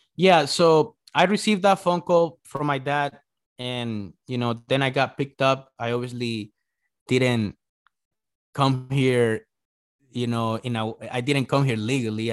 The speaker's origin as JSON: {"language": "English", "country": "El Salvador", "tie": "born or raised there", "second_language": "English", "moved": "yes", "lives_now": "United States", "said": "I was born in El Salvador"}